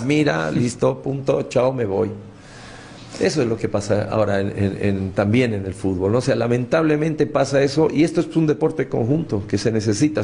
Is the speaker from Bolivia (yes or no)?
yes; Bolivia; como bolivianos